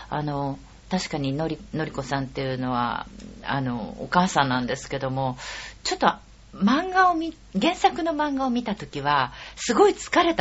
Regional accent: Tokyo, Japan; ずっと私も東京生まれの東京、うん、育ちなもんで、

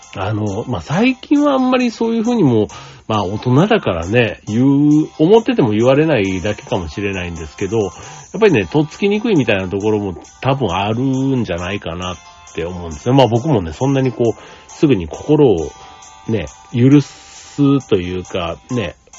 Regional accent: Osaka, Japan; moved away; 大阪に帰って帰省してたんですけども

